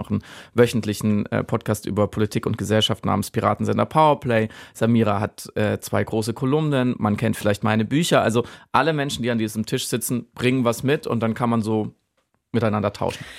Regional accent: Germany; ich jetzt als Deutscher und Enkel eines Wehrmachtssoldaten

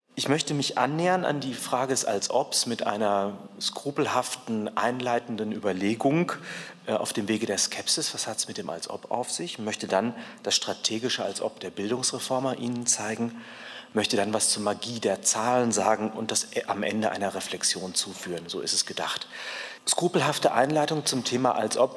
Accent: Cologne, North Rhine-Westphalia, Germany; Ich komme ja aus Köln

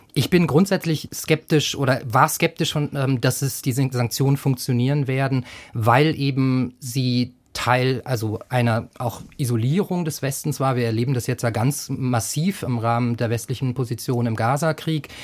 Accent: Germany; als Deutsche

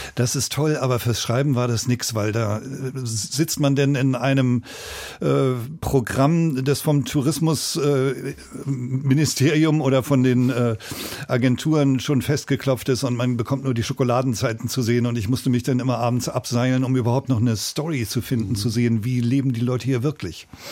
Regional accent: Lüneburg, Lower Saxony, Germany; moved away as an adult; now in Berlin, Germany; Ich komme aus Lüneburg, eine Kleinstadt bei Hamburg. Norddeutscher Himmel, kleine Beamtenverhältnisse, Vater Richter

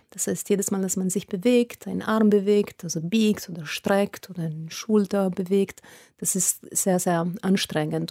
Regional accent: Italy; German is a second language; moved away as an adult; also born or lived in Munich, Germany; als Italienerin nach Deutschland gekommen zu studieren

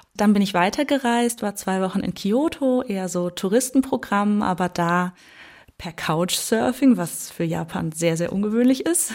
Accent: Germany; bei uns in Deutschland

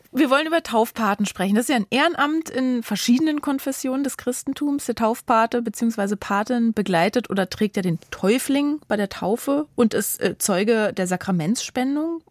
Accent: Germany; Bei uns in Deutschland

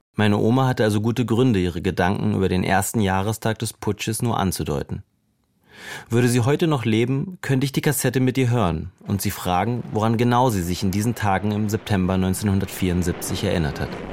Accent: Berlin, Germany; unzählige Liederabende mit anderen Exilierten in unserem Berliner Wohnzimmer

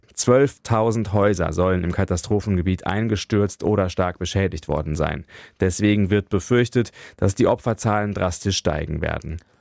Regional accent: Rhineland-Palatinate, Germany; Ich, ich komme ja aus Rheinland-Pfalz

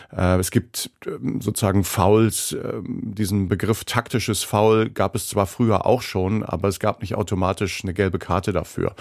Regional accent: Osterode am Harz, Lower Saxony, Germany; moved away; also born or lived in Bremen; Kindheit damals in Osterode am Harz und in Schwiegershausen

